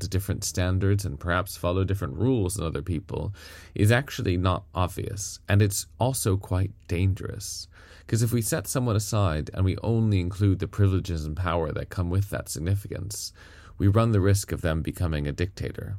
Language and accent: English; United States; now in United Kingdom; I'm an American by birth